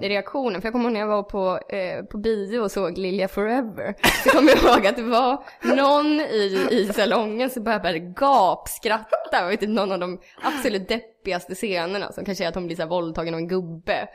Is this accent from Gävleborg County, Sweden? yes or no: yes; Gävle, Gävleborg County, Sweden; jag är från Gävle